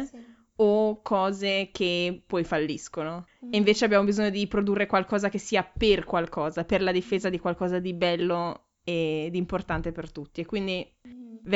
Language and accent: Italian; Ferrara, Emilia-Romagna, Italy; now in Forlì, Italy; Andandomene via da Ferrara mi sono resa conto di quanto sono ferrarese e anche della bellezza che c'è in Ferrara.